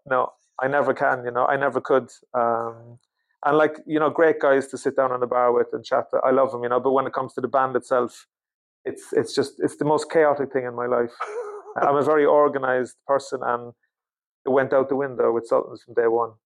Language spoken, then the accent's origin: English; Cork, Munster, Ireland; born or raised there; moved away as an adult; now in Sweden